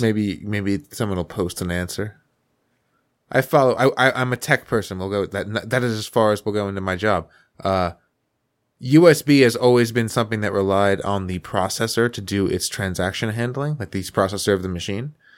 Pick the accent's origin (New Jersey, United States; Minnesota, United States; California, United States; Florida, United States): New Jersey, United States; Paterson; I grew up around Patterson, have been in Patterson, have hung out in Patterson